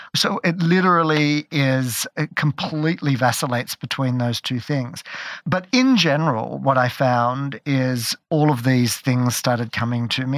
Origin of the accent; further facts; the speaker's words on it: Australia; moved away as an adult; also born or lived in London; I grew up in Australia